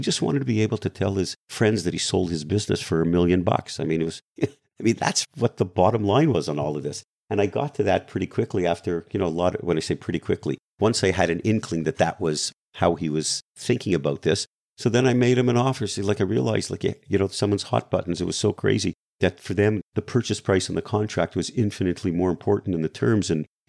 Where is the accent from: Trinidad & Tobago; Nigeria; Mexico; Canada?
Canada; now in United States; first of all, I'm Canadian. We don't sue anybody, right? Even though I became an American in 2007, we don't sue anybody.